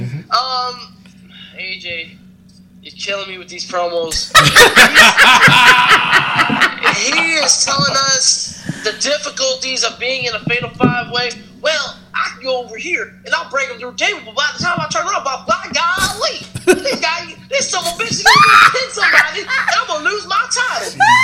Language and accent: English; Toronto, Ontario, Canada; I mean, I'm from the Brooklyn part of Toronto, so... we here, …. All right. We from Canada.